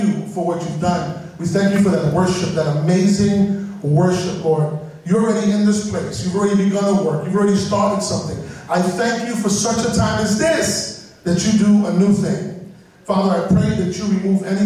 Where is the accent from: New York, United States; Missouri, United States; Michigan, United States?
New York, United States; New York City; I'm from the South Bronx, and in my context, the church goes back to the preacher.